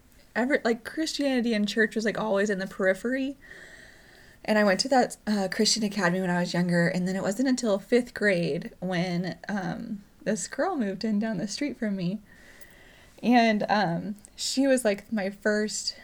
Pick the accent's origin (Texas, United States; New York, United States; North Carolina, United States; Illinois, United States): North Carolina, United States; I was born in North Carolina